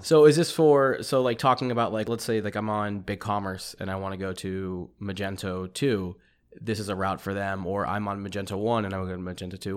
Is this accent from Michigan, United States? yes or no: no; East Texas, United States; born or raised there; moved away